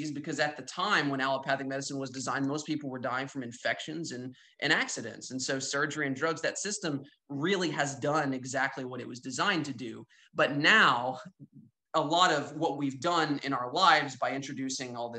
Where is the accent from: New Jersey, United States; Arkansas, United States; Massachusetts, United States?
Arkansas, United States; Northwest; I'm from Northwest Arkansas